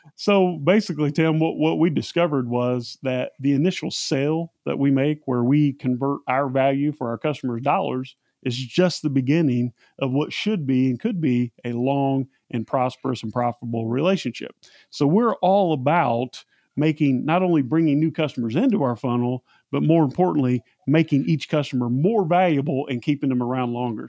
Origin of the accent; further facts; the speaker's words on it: Central Indiana, United States; I'm from Central Indiana. Just happened to be the exact same small town that Seth is from